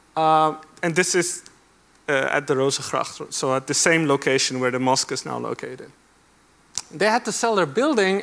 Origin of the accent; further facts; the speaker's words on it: Amsterdam, North Holland, Netherlands; I grew up in Amsterdam